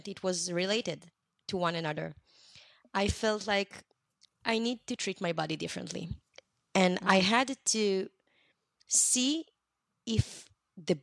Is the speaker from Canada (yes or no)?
no; Israel; I'm from Israel.